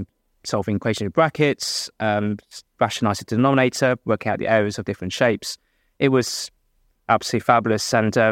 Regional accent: West Midlands, United Kingdom; I'm from the West Midlands, secondary maths teacher

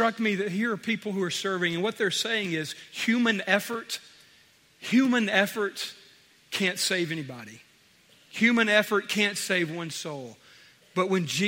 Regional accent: United States; we as American Christians

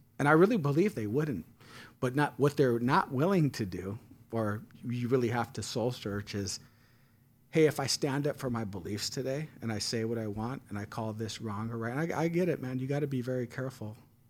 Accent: San Francisco, California, United States; So, like, I grew up in San Francisco, and I was adopted.

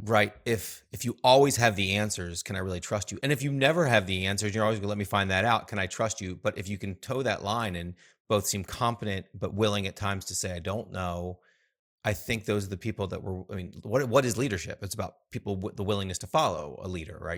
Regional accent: United States; I grew up in the States

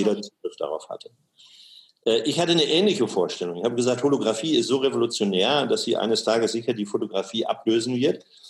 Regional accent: Osnabrück, Lower Saxony, Germany; moved away as an adult; also born or lived in Ruhr area / Karlsruhe; Ich bin geboren in Osnabrück

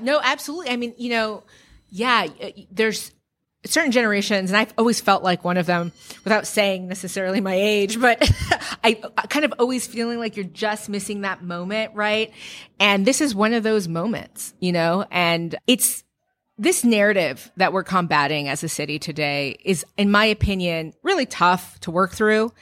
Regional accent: San Francisco, California, United States; growing up in San Francisco

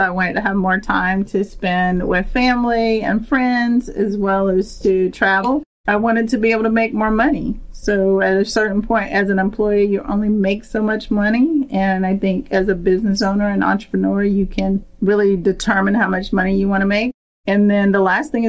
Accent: Bladenboro, North Carolina, United States; I grew up in a town called Bladenboro, which is in North Carolina

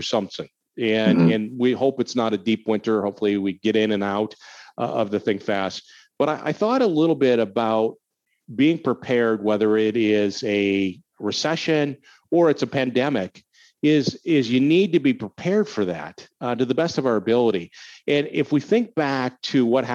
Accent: Minnesota, United States; now in Illinois, United States; I grew up in Minnesota and winter is long, really long there

